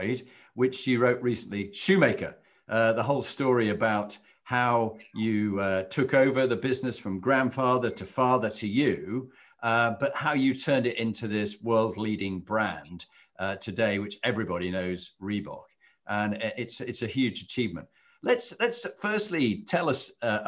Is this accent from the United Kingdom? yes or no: yes; Halifax, Yorkshire and the Humber, United Kingdom; as a lad growing up in Halifax